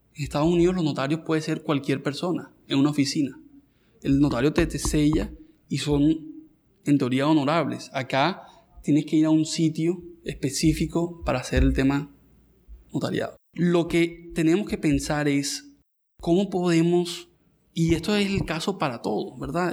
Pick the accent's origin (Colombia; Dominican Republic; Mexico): Colombia; nuestra vida acá en Colombia